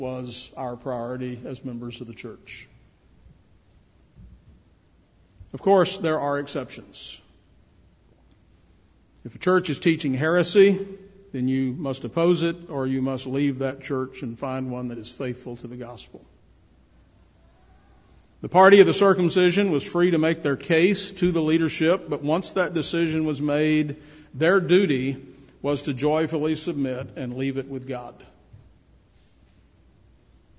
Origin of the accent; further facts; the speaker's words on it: Shreveport, Louisiana, United States; When I grew up in Shreveport, Louisiana